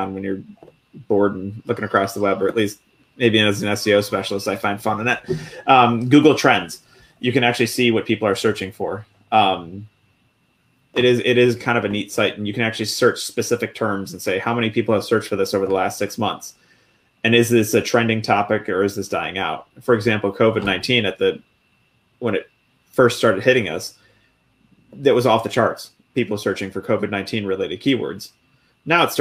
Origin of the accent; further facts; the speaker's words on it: Buffalo, New York, United States; moved away as an adult; I grew up in Buffalo, New York. Everybody calls, pop. I call it pop. But I moved out of Buffalo when I joined the military